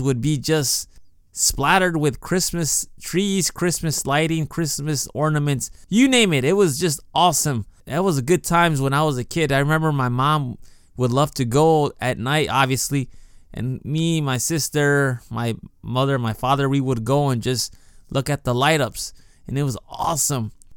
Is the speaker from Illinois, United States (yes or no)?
yes; Chicago, Illinois, United States; now in Japan; when I was a kid growing up in Chicago